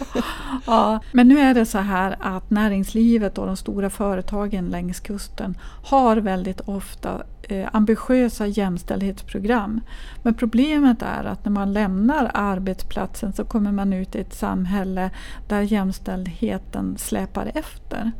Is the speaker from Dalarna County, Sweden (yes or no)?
no; Kiruna, Norrbotten County, Sweden; när jag växte upp i Kiruna